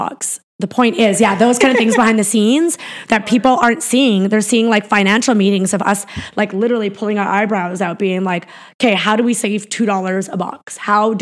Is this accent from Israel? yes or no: no; Peace River, Alberta, Canada; moved away; I came from Peace River, Alberta. I lived in like a pretty basic little house. My dad lived in a trailer.